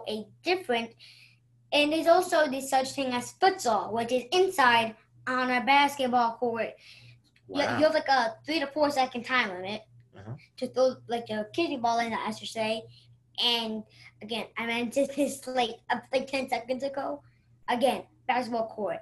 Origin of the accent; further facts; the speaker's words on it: Towson, Maryland, United States; I was born in Towson, Maryland, which is in Baltimore